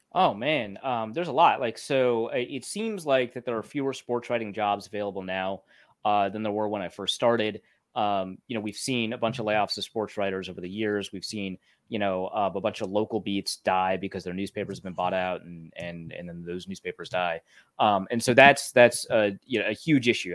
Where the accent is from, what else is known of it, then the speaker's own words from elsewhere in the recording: Grand Forks, North Dakota, United States; moved away; also born or lived in Minnesota; I grew up in Grand Forks, North Dakota before I moved to Minnesota